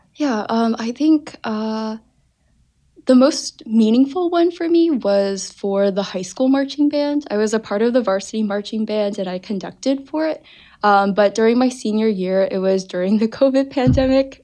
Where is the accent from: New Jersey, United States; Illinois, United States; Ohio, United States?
New Jersey, United States; Parsippany; I'm originally from New Jersey. Uh, the northern part of New Jersey, a town called Parsippany, closer to New York City.